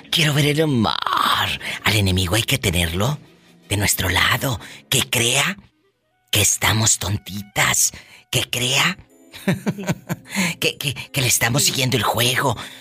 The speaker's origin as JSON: {"language": "Spanish", "country": "Mexico", "said": "como decimos en México"}